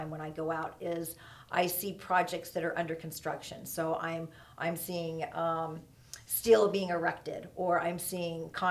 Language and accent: English; Oklahoma City, Oklahoma, United States; moved away as an adult; also born or lived in Lubbock, Texas / Kansas City / San Francisco / Sacramento; I was born in Lubbock, but moved away before I was one. So literally grew up in Oklahoma City all of my life